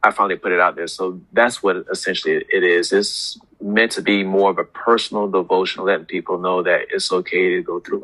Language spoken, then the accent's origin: English; South Carolina, United States; also born or lived in New York; now in Hampton Roads, United States; I'm originally from New York, was raised in South Carolina, but I consider Hampton Roads home because I've been here for over 20 years.